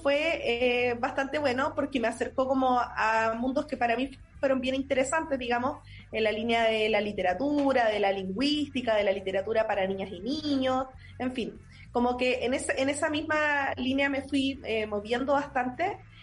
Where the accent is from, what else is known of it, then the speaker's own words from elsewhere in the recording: Linares, Maule, Chile; also born or lived in Santiago; soy de Linares, nacida y criada acá en Linares.